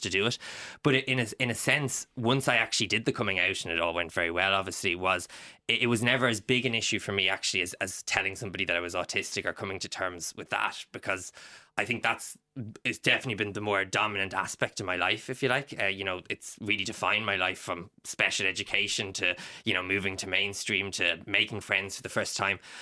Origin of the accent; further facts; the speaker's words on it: Ireland; being Irish